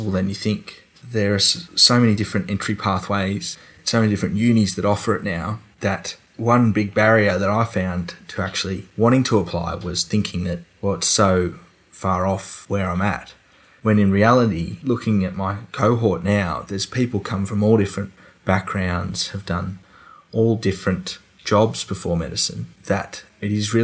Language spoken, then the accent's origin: English; Dubbo, New South Wales, Australia; I'm from Dubbo.